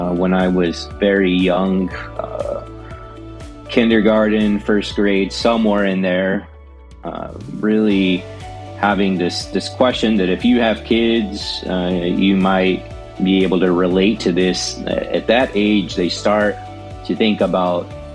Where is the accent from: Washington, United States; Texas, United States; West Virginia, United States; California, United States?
Texas, United States; Angleton; I was born and raised in Angleton, Texas